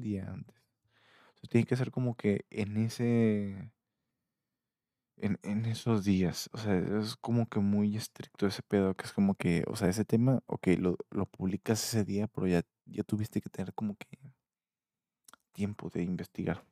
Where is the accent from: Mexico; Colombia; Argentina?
Mexico; yo soy mexicano